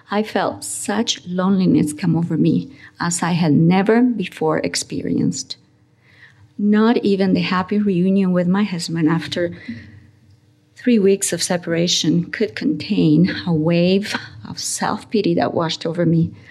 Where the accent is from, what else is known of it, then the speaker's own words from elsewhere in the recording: Uruguay; English is a second language; moved away as an adult; also born or lived in Spain / United States; I was born in Spain. I had moved in my pre teenage years with my parents to Uruguay. And in my college years, I had taken up residency in the United States under trying and difficult circumstances.